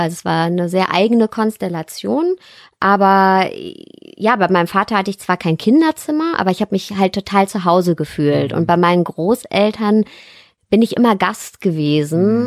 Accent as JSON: {"language": "German", "area": "Ruhr area", "region": "North Rhine-Westphalia", "country": "Germany", "said": "eigentlich komme ich her aus dem Ruhrpott"}